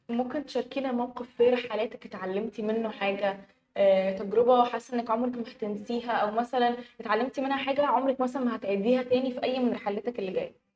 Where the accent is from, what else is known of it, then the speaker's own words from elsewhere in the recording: Egypt; أنا في مصر ومصرية